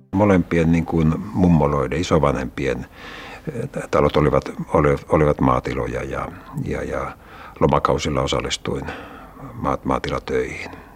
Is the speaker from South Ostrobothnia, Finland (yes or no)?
no; Espoo, Uusimaa, Finland; lapsena asuttiin äh, Laajalahdessa Ruukirannan alueella